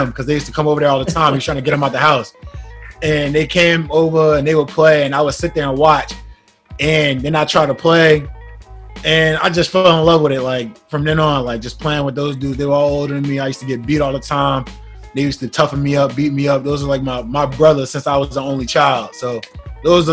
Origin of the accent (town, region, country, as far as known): Newark, New Jersey, United States; born or raised there; moved away